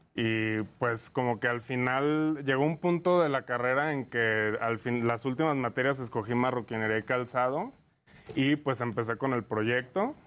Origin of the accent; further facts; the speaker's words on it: Lagos de Moreno, Jalisco, Mexico; now in Mexico City, Mexico; Somos de Jalisco, eh, eh, somos de Lagos de Moreno.